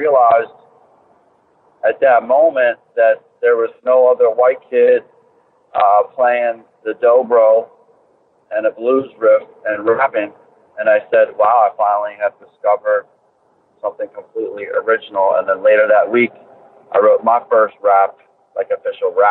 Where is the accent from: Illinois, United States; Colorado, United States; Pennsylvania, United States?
Pennsylvania, United States; Philadelphia; moved away as an adult; also born or lived in Boston; Born and raised in Philadelphia, in the city downtown, close to South Street